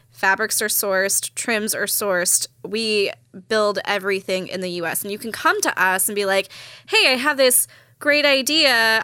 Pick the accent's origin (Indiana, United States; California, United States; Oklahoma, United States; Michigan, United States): California, United States; Orange County; moved away as an adult; also born or lived in Los Angeles, California; originally born and raised in Orange County, the Orange Curtain